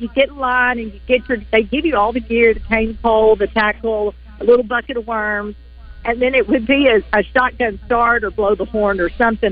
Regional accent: Pine Bluff, Arkansas, United States; growing up in Pine Bluff

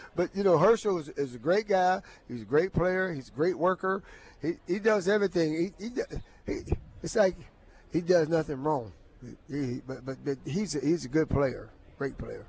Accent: Beaver County, Pennsylvania, United States; moved away; the University of Pittsburgh, of course, was not not far from from my hometown, about 30 minutes away.

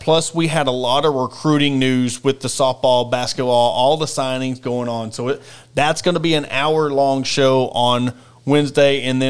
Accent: Ozark, Arkansas, United States; my hometown of Ozark

